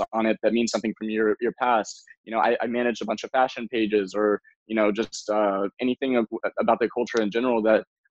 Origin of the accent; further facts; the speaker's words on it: Memphis, Tennessee, United States; moved away as an adult; now in Los Angeles, United States; I was born in Memphis, Tennessee